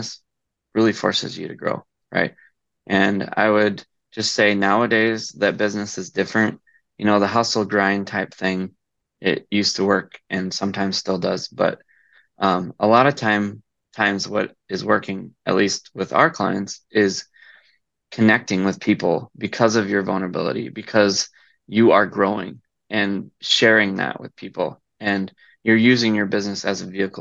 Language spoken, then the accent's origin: English; Iowa, United States; I grew up in Iowa